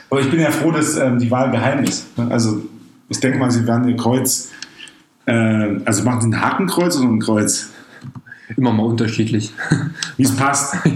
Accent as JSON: {"language": "German", "region": "East Germany", "country": "Germany", "said": "was wir Deutsche, als Ostdeutsche wollen."}